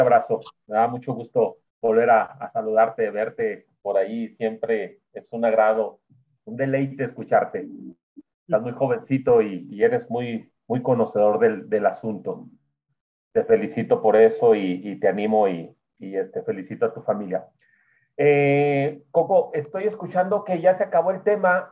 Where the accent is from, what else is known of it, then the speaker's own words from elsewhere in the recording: Durango, Mexico; Yo soy de acá de Durango.